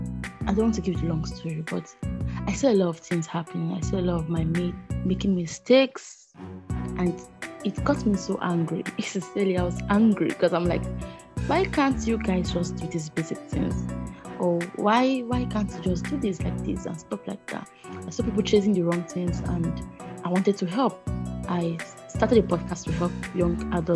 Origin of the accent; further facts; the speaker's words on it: Nigeria; as a Nigerian podcaster